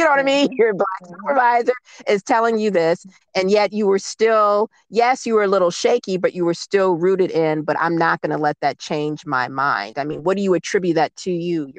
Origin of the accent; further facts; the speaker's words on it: Cleveland, Ohio, United States; I'm from Cleveland. I know East Cleveland, Black.